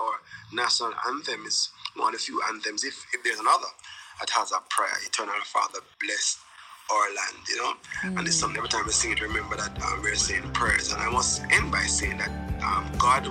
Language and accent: English; Jamaica; I went to St. George's College with both Stephen Marley and Ziggy Marley